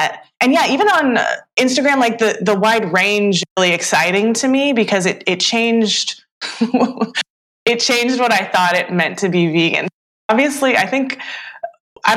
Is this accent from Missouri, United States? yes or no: no; Northern California, United States; I grew up in Northern California